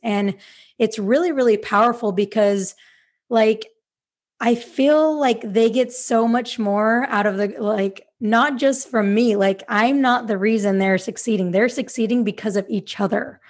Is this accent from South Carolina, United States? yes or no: no; Salt Lake City, Utah, United States; moved away as an adult; now in Sacramento, United States; I am from Salt Lake City, Utah, but I currently live in Sacramento, California